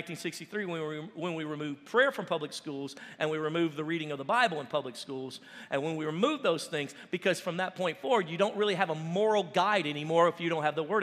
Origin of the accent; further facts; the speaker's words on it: United States; I'm American